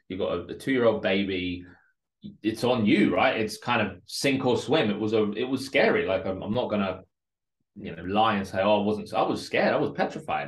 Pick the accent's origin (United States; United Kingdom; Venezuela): United Kingdom; London; English is a second language; also born or lived in Moscow, Russia; I grew up in a place called Northolt in West London